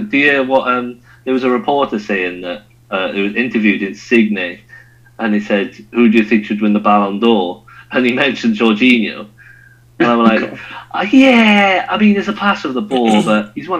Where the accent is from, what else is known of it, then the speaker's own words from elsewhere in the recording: Wales, United Kingdom; I'm a Welshman.